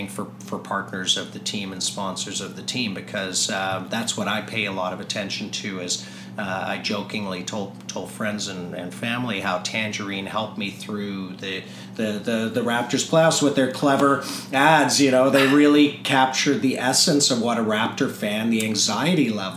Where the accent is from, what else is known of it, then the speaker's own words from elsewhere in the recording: South Africa; now in Toronto, Canada; I was born in South Africa